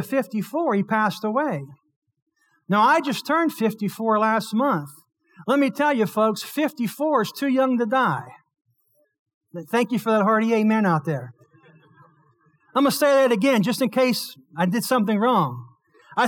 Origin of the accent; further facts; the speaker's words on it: Blairsville, Pennsylvania, United States; Born and raised in Blairsville, Pennsylvania